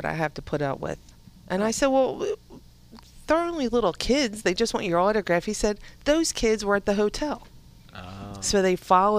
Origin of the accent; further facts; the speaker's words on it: Philadelphia, Pennsylvania, United States; I'm from Southwest Philly.